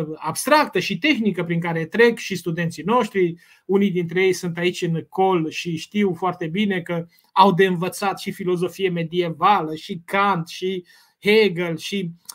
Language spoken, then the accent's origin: Romanian; Romania; noi uh, ca români